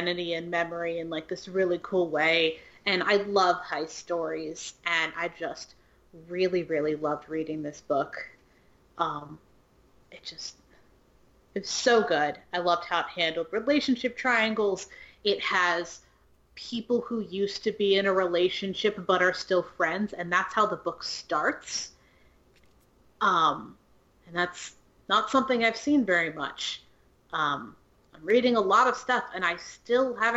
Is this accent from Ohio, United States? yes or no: yes; Ohio, United States; now in Louisiana, United States; I'm from Ohio